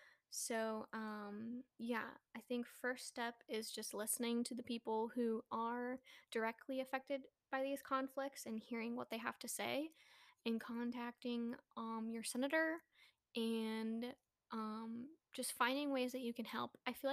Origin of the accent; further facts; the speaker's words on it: Philippines; even as a Filipino